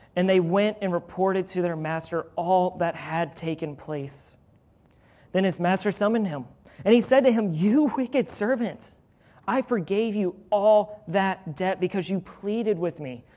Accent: Louisville, Kentucky, United States; I'm from Louisville

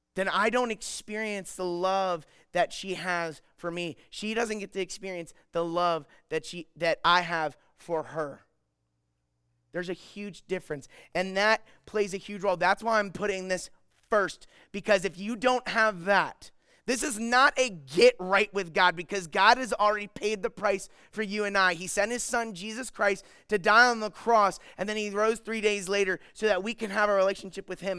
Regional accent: Maryland, United States; I'm from Maryland

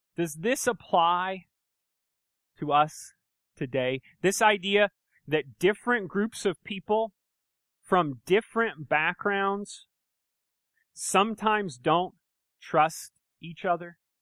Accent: United States; I grew up in America, right? And, uh, I've lived here my whole life

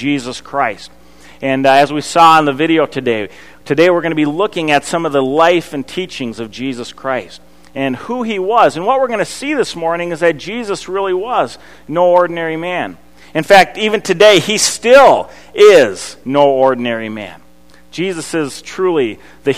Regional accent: Eden Prairie, Minnesota, United States; I grew up in Eden Prairie going to Wooddale Church

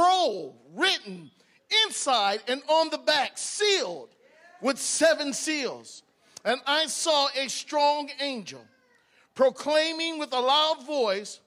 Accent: Cleveland, Ohio, United States; I was born in Cleveland, Ohio.

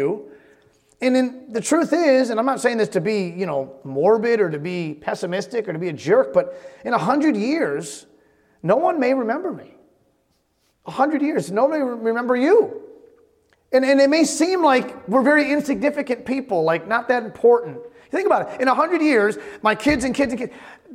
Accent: Holyoke, Massachusetts, United States; also born or lived in Springfield, Massachusetts; I was born in Springfield and grew up in Holyoke, Massachusetts

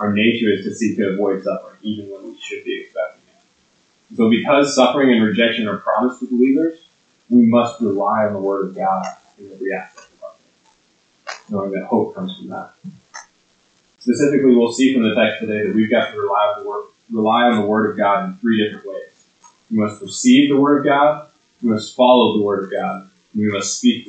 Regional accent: Lincoln, Nebraska, United States; moved away; I grew up in Lincoln, Nebraska, and so growing up in Nebraska, I was a huge Huskers football fan

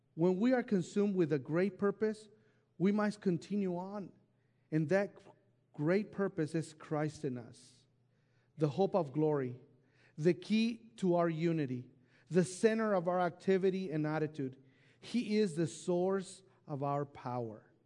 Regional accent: Mexico; moved away; I was raised in Mexico in an orphanage home

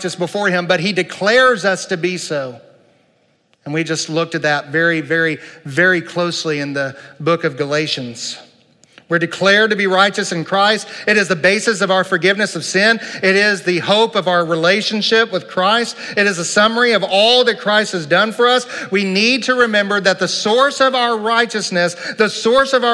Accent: United States; I love being an American

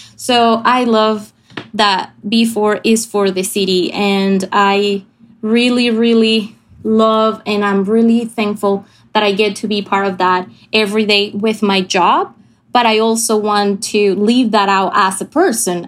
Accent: Venezuela; moved away as an adult; I'm from Venezuela. I grew up here

